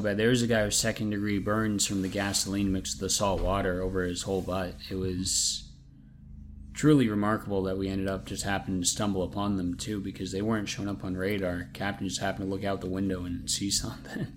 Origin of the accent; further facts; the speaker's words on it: New England, United States; I'm from New England